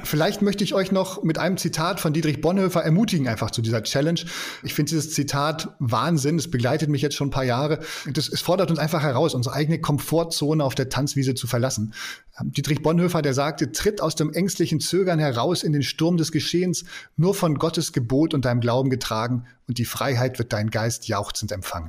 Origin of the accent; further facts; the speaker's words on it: Germany; wir Deutsche